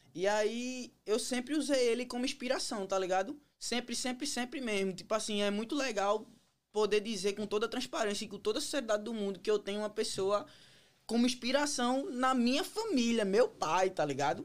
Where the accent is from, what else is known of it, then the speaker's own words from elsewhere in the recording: Pernambuco, Brazil; moved away as an adult; now in United States; Na realidade, eu vim de Pernambuco.